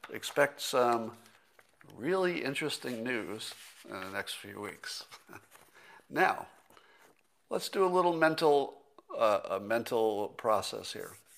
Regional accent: United States; as an American

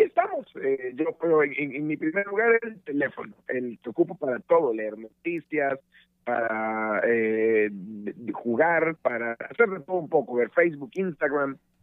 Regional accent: El Salvador; moved away as an adult; desde El Salvador, mi país de origen

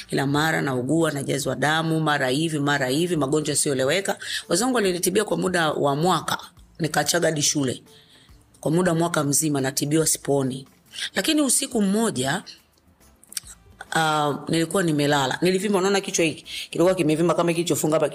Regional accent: Dumila, Morogoro Region, Tanzania; kwanza mimi nimekulia pale Dumila

